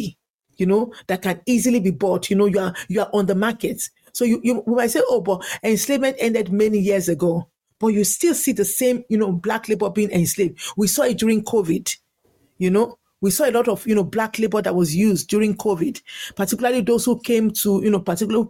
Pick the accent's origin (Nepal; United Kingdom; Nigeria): Nigeria; now in Ireland; I grew up in Nigeria